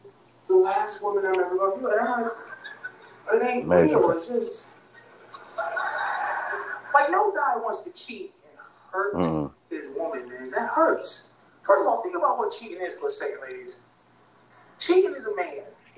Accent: Boston, Massachusetts, United States; I'm from Boston, man. I got a PhD in white people, man. I grew up around them.

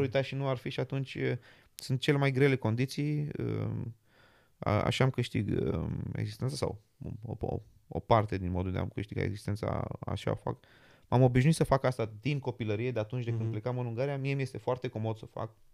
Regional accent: Romania; now in London, United Kingdom; sunt român

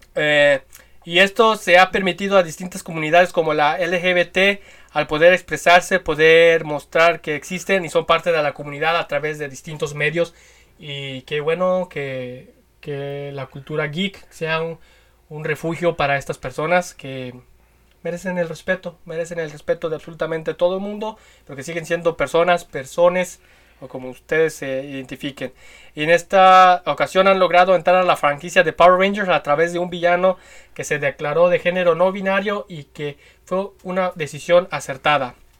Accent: Guadalajara, Jalisco, Mexico; el, estado de Jalisco, de donde somos nosotros. Somos tapatíos

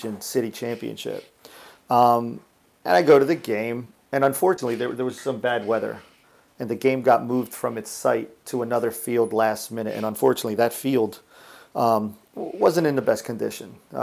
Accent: Dominican Republic; moved away; I'm from the Dominican Republic

